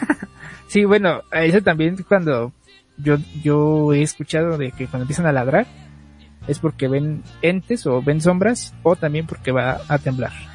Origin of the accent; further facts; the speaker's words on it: Mexico; como buen mexicano